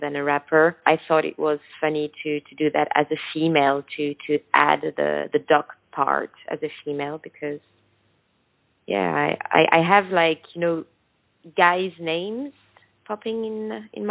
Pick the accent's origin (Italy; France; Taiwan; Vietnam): France; first language French; English is a second language; When I was a kid in France, there was no exposure of colored people in the media